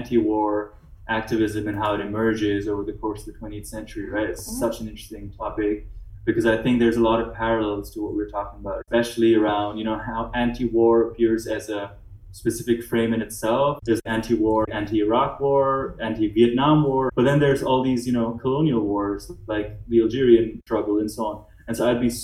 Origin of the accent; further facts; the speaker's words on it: India; now in Germany; they recognized me as Indian